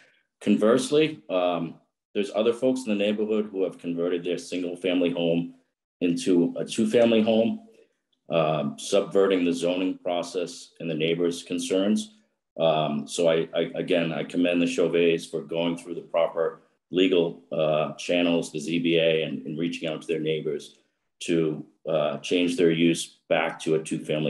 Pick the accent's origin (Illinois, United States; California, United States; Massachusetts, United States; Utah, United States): Massachusetts, United States; Milton; I'm a Milton native. I grew up on Russell Street and I've been a resident of 7 Morton Road for nearly 20 years.